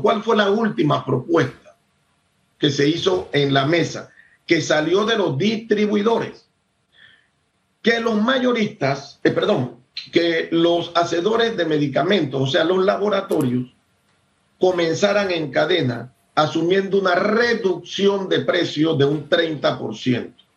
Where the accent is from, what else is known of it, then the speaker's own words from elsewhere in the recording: Panama; todos los que somos panameños, todos los que vivimos en Panamá